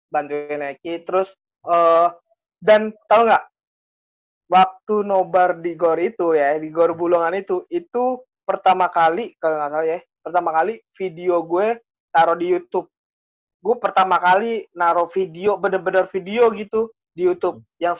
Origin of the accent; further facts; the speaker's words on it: Tegal, Central Java, Indonesia; Pokoknya yang yang saya ingat gue orang Tegal dah